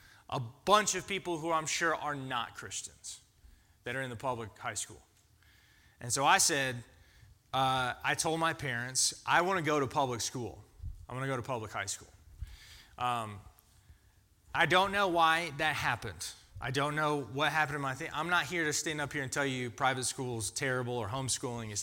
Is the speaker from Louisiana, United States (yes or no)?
no; Georgia, United States; also born or lived in Florida; I grew up in Florida and in Georgia